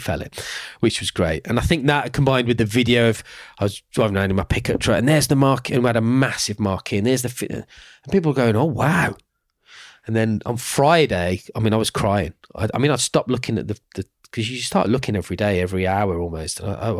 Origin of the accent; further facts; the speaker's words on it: Birmingham, West Midlands, United Kingdom; Not because I'm from Birmingham